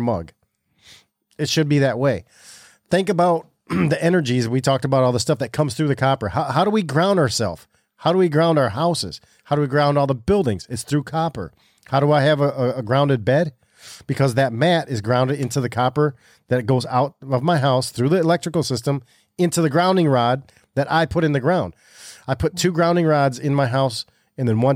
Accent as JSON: {"language": "English", "region": "Michigan", "country": "United States", "said": "Now we're Michiganiacs"}